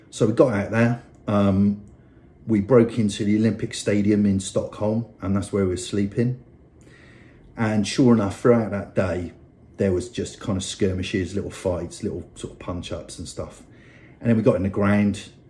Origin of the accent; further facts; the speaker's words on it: Bristol, South West England, United Kingdom; I grew up in Bristol um, on a council estate.